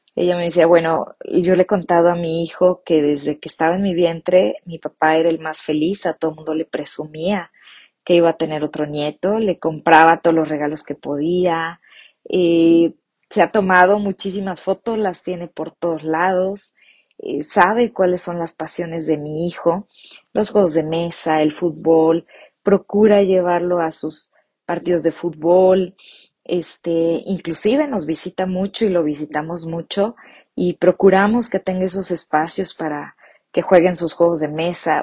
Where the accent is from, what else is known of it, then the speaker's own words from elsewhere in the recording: Morelia, Michoacán, Mexico; de la ciudad de Morelia, Michoacán, México